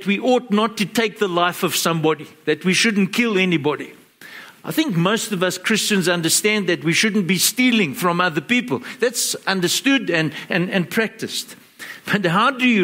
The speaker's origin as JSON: {"language": "English", "town": "Johannesburg", "region": "Gauteng", "country": "South Africa", "tie": "born or raised there", "said": "growing up in Joburg"}